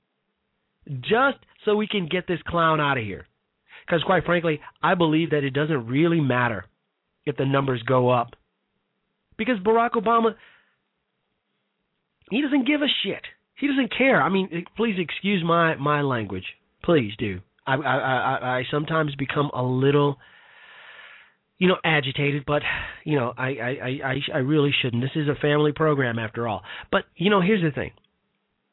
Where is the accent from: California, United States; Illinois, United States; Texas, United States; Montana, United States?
Illinois, United States; Chicago; Chicago, Illinois, my hometown, south side of Chicago